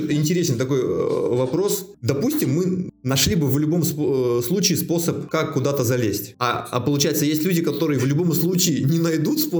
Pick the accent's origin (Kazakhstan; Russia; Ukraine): Russia; Megion, Khanty-Mansi Autonomous Okrug; moved away as an adult; also born or lived in Omsk, Russia; now in Moscow, Russia; Мегион, ну, как... Сибирь? Ну да, Тюменская область